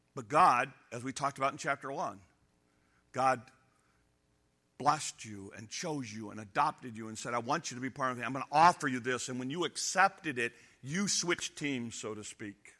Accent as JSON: {"language": "English", "country": "United States", "said": "I'm an American"}